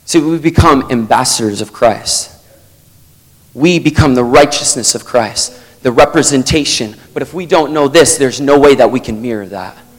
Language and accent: English; Vermont, United States; I'm from Vermont in the United States.